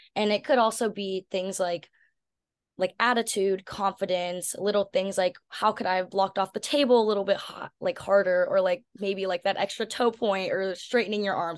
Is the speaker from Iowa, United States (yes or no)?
no; Washington, United States; moved away as an adult; now in Berkeley, United States; growing up in Washington